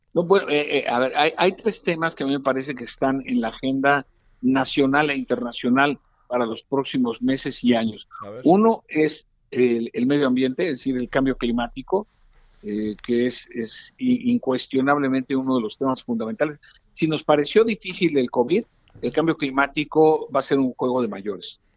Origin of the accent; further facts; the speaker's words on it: Mexico; como científico social y como mexicano de bien que soy